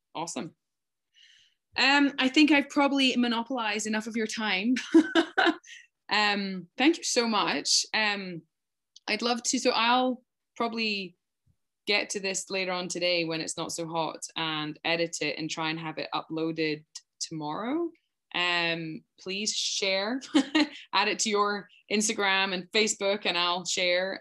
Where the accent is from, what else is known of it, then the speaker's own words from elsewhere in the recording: Scotland, United Kingdom; now in Canada; I'm from Scotland and I'm not even from a farming background. Though a lot of our friends when I was growing up, it was a huge farming community